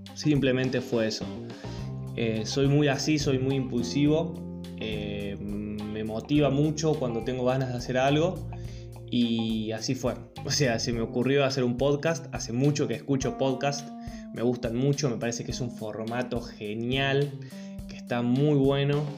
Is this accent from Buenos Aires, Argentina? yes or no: no; a small town in the Sierras, interior of Córdoba, Argentina; now in Córdoba, Argentina; soy cordobés, vivo hace 10 años en la ciudad de Córdoba capital. no soy nacido acá, nací en un pueblito en la Sierra, en el interior de Córdoba